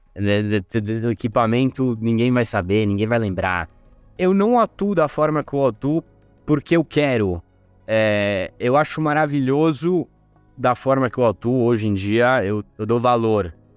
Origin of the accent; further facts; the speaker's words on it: Rome, Lazio, Italy; moved away; also born or lived in Brazil / Oxford; Eu sou italiano, nasci e cresci em Roma